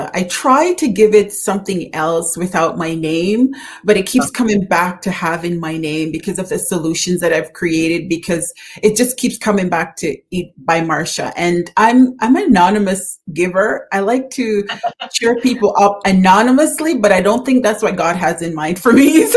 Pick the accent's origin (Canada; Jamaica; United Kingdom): Jamaica; we love growing up in Jamaica